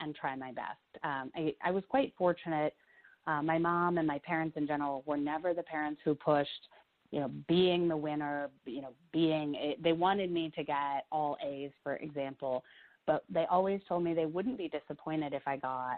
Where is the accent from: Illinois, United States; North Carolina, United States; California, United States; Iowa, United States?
Iowa, United States; I grew up in Iowa in quite a small town